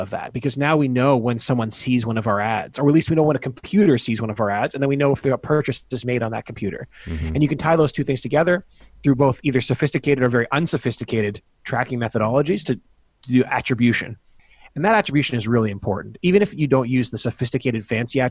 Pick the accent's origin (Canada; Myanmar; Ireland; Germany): Canada; also born or lived in United States; I grew up in Canada